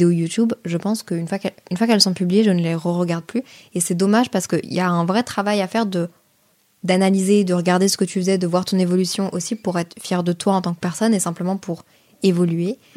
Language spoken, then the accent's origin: French; Brussels, Brussels-Capital Region, Belgium; j'ai grandi à Bruxelles, mais ma famille vient de Lille. Donc en fait, l'été, j'étais enfant unique et je pouvais pas rester à Bruxelles